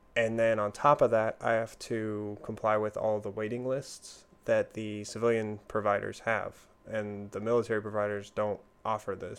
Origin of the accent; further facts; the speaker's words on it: Washington, United States; I'm from Washington State.